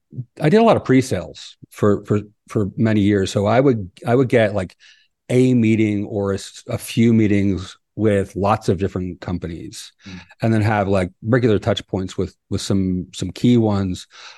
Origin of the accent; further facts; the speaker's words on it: East Coast, United States; now in Oaxaca, Mexico; But I'm not from here. I'm originally from the East Coast of the United States and lived all over.